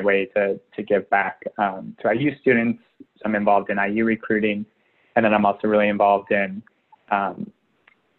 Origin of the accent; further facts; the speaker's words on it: Jasper, Indiana, United States; originally I'm from Southern Indiana, about 2 hours south of Bloomington, near Jasper, Indiana